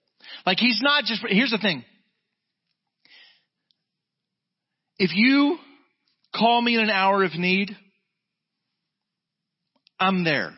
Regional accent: Jacksonville, Florida, United States; moved away; We're from Jacksonville, Florida

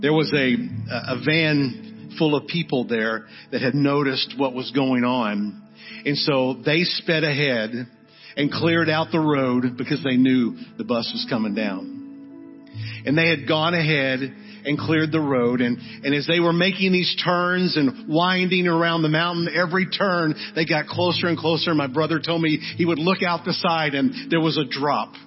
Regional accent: Arlington, United States; We grew up in Arlington in a great church

